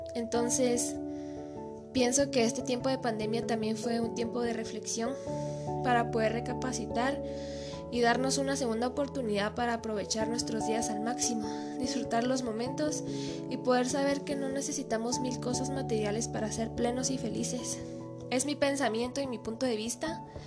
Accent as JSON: {"language": "Spanish", "region": "Quetzaltenango", "country": "Guatemala", "said": "soy de Shela y vivo actualmente aquí"}